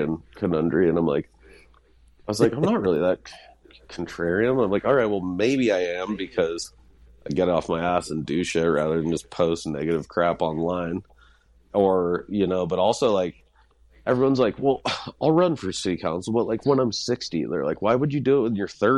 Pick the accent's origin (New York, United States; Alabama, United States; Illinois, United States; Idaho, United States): Idaho, United States; Hailey; now in Ketchum, United States; growing up in Haley, I would never say I was a poor kid